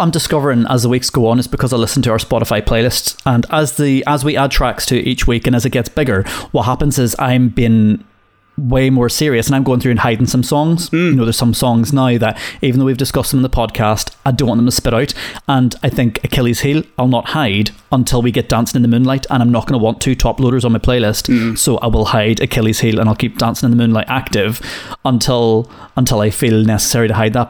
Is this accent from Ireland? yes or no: yes; Ireland; being Irish